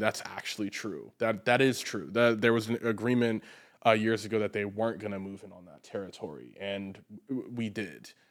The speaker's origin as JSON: {"language": "English", "country": "United States", "said": "As an American"}